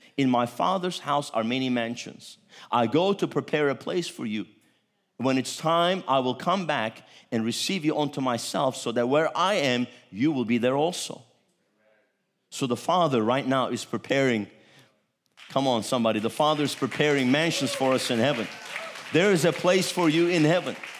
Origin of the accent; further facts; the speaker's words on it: Turkey; I'm Turkish.